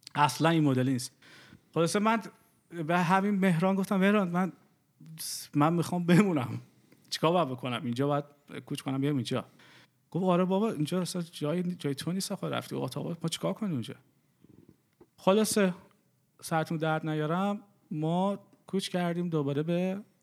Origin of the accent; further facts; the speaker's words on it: Iran; moved away as an adult; also born or lived in Dubai; ما از دبی اومدیم از ایران اومدیم بیرون